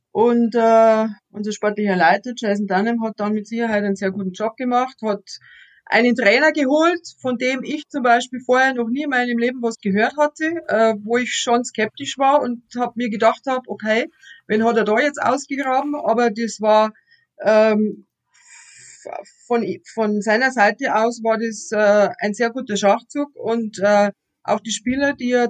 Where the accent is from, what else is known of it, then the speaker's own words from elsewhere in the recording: Straubing, Bavaria, Germany; Ich bin auch eine gebürtige Straubingerin. Ich war außer äh, mal zum Studium eigentlich auch nicht groß aus Straubing weg.